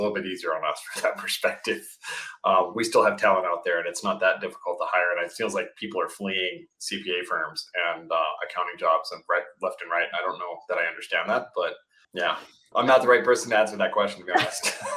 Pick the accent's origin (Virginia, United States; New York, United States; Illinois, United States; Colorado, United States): Colorado, United States; I grew up in Colorado